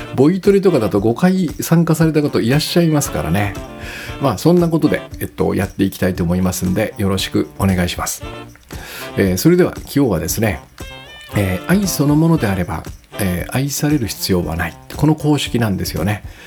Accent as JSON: {"language": "Japanese", "region": "Kyushu", "country": "Japan", "tie": "born or raised there", "moved": "yes", "said": "私の生まれ高校、故郷の九州"}